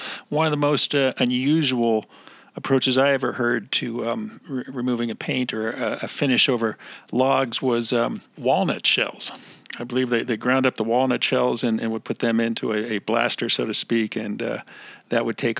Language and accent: English; New Jersey, United States; I grew up in New Jersey.